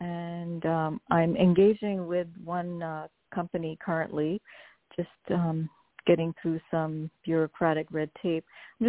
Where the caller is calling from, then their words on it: New Jersey, United States; also born or lived in San Francisco area; I'm calling from New Jersey.